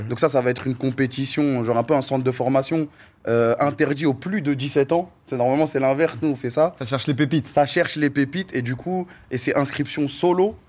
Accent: Corbeil-Essonnes, Île-de-France, France; je viens de Corbeil-Essonnes

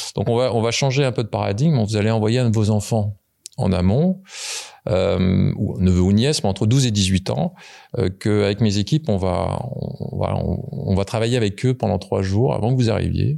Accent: Paris region, Île-de-France, France; je suis né en région parisienne

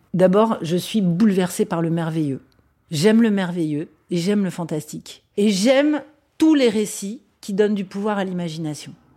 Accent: Vincennes, Île-de-France, France; born or raised there; also born or lived in Les Lilas; now in Paris, France

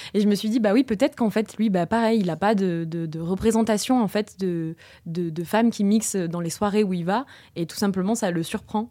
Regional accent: Toulouse, Occitania, France; je suis née, j'ai grandi à Toulouse

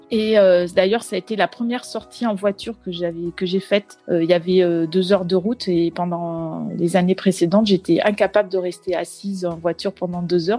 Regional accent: Brittany, France; moved away; je suis revenue euh, depuis euh, un peu plus d'un an dans ma région d'origine euh, la Bretagne

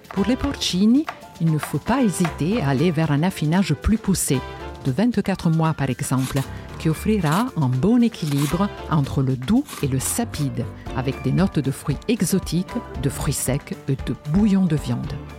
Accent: Genoa, Liguria, Italy; moved away; je suis née à Gênes, en Italie

